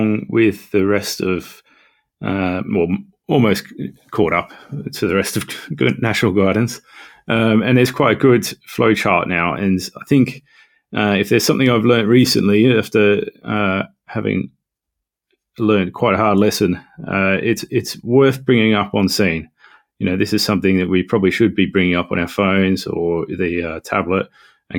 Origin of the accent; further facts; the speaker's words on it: Australia; moved away as an adult; also born or lived in London; now in North East England, United Kingdom; I am from Australia